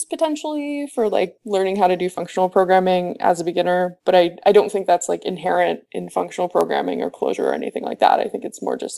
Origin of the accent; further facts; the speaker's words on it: Houston, Texas, United States; now in Oakland, United States; I'm from Houston, and then I have some family that's in New Jersey because my mother is from New Jersey